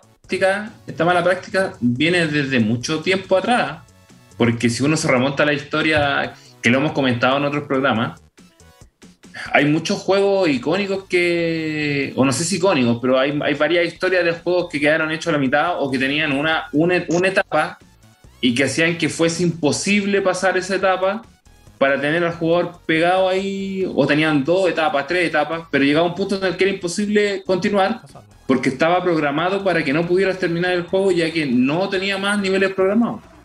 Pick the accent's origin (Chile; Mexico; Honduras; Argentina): Chile